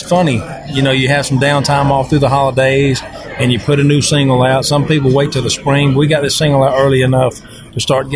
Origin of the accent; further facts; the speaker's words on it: the South, United States; I'm from the South, grew up in the South, farming peanuts and cattle and hunting deer, fishing right there on the Chocktahatchee River